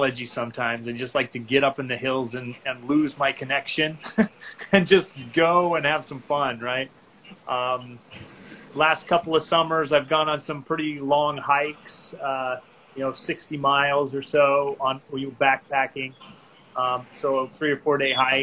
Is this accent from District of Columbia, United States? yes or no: no; Utah, United States; moved away as an adult; also born or lived in Maryland / Rexburg, Idaho / Southern California; I grew up in Utah, in the state of Utah, lived there until I was 19